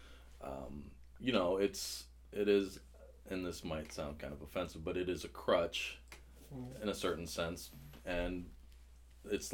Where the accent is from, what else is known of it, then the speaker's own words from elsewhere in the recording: Ireland; as an Irishman